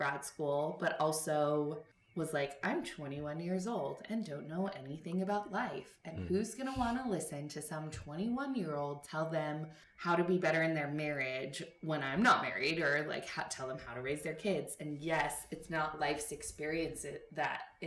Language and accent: English; Los Angeles, California, United States; I'm from